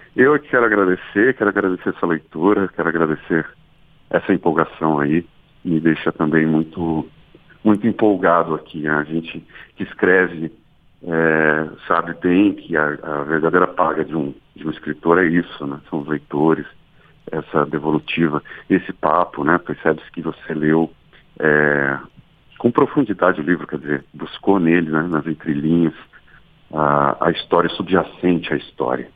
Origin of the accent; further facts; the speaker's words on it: Lorena, São Paulo, Brazil; moved away; eu também cresci em Lorena em, alguma, em algum período da minha vida